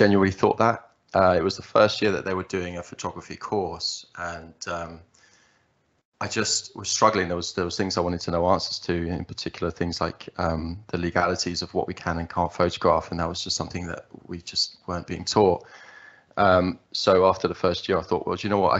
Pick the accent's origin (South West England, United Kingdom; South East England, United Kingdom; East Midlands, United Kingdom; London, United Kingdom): South East England, United Kingdom; Margate; I was born in Margate in the southeast, and that's where I still currently reside, that southeast England. I grew up, went through the system